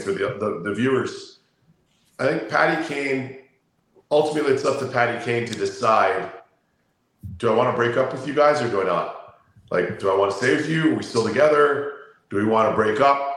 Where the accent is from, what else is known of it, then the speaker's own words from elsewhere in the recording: Toronto, Ontario, Canada; I'm from Toronto